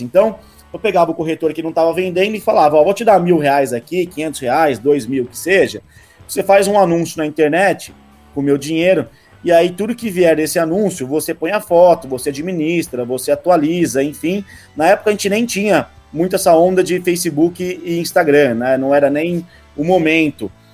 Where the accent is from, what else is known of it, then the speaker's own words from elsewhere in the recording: Rio Claro, São Paulo, Brazil; moved away as an adult; now in São Paulo, Brazil; eu sou do interior de São Paulo, de Rio Claro, e vim para São Paulo há praticamente seis anos